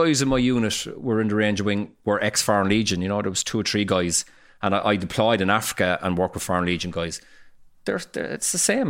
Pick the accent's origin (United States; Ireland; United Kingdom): Ireland; We just kind of slide in, the paddies just slide in, see what's going on